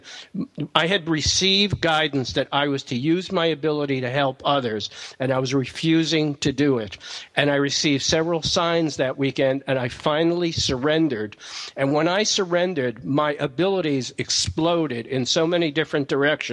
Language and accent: English; New York, United States; I'm from New York